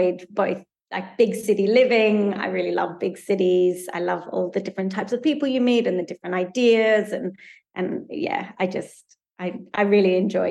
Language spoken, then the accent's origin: English; Sydney, New South Wales, Australia; also born or lived in South Africa / New York / London; we grew up in Sydney, on the North Shore of Sydney. Our parents are South African, and they immigrated to Australia when I was a baby